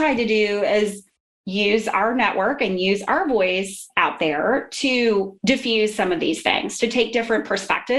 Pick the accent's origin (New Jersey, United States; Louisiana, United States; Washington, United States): Louisiana, United States; New Orleans; now in Houston, United States; I'm actually a Louisianian. I'm from New Orleans